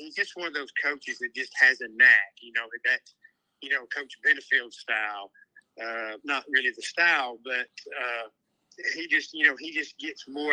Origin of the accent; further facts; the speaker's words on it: Chattanooga, Tennessee, United States; I grew up in Chattanooga